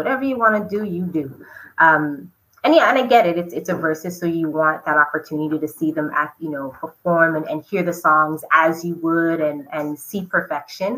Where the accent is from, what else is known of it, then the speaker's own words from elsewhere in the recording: Canada; now in Montreal, Canada; our talent as Canadian artists